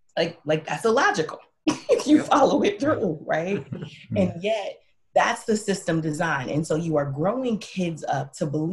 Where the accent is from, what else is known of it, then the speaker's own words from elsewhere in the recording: Milwaukee, Wisconsin, United States; also born or lived in the South; I'm from Milwaukee, one of the worst places in the country for Black folks to live